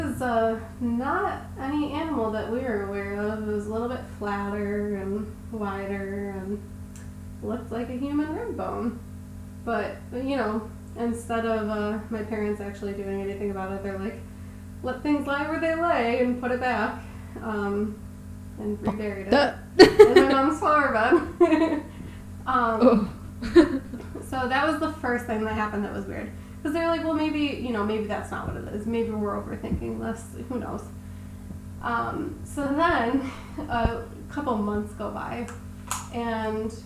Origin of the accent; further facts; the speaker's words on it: Attica, New York, United States; also born or lived in Alexander; I grew up in like Attica and Alexander, So we moved we moved from Attica, or Alexander to Attica